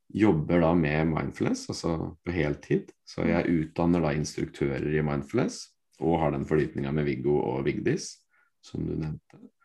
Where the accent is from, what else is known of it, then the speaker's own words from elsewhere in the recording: Fredrikstad, Østfold, Norway; Jeg er fra Fredrikstad